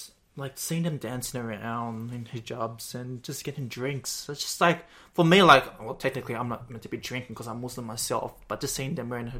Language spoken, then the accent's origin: English; Australia; I'm too Aussie.